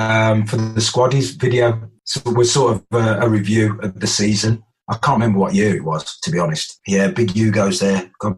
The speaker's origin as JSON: {"language": "English", "town": "Birmingham", "region": "West Midlands", "country": "United Kingdom", "tie": "born or raised there", "said": "Sometimes I used to knock about with the lads that I grew up with in Birmingham as well"}